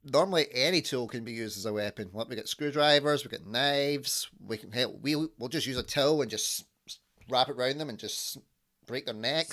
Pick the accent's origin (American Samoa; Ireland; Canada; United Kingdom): United Kingdom; Scotland; accent: Scottish; my accent from Scotland